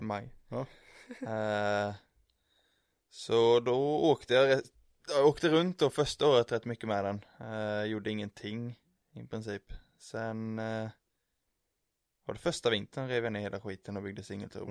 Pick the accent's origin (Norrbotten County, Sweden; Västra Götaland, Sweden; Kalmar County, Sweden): Kalmar County, Sweden; Emmaboda; moved away as an adult; now in Linköping, Sweden; jag är uppvuxen i Emmaboda